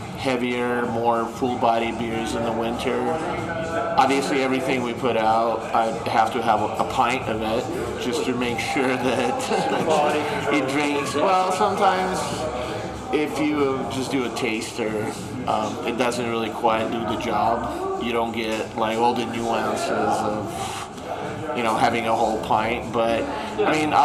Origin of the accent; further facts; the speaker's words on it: Moscow, Russia; also born or lived in Ukraine / Los Angeles, United States / Hawaii, United States; now in Colorado, United States; I was born in Ukraine and I grew up in Moscow.